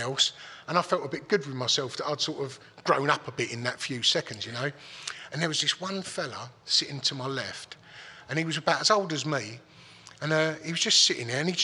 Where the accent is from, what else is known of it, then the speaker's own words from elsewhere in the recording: Dagenham, London, United Kingdom; I'm from Dagenham